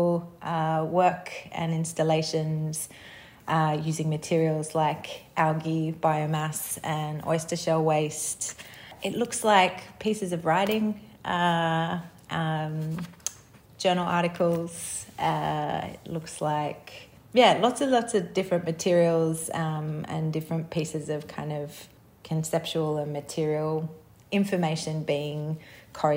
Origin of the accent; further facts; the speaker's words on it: Sydney, New South Wales, Australia; I grew up in Sydney on Gadigal country